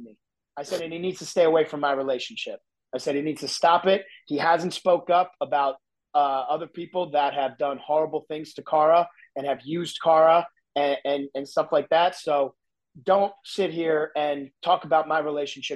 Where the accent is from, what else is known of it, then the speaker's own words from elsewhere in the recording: New Jersey, United States; I'm from New Jersey, like I grew up in your face, no BS